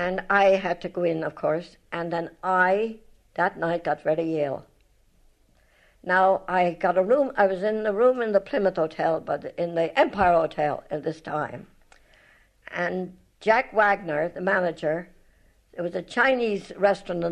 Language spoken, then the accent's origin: English; Ireland; accent: Irish; moved away; also born or lived in New York, United States; my Irish accent